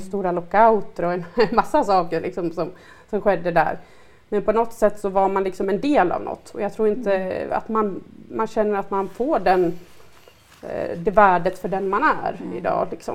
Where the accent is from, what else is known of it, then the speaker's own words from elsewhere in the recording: Sandviken, Gävleborg County, Sweden; moved away as an adult; now in Stockholm, Sweden; jag är ju från Sandviken från början och jag har ju hela min familj boende där. Och jag var ju en som, en som blev kvar egentligen för att jag eh, bodde ju där tills jag var 23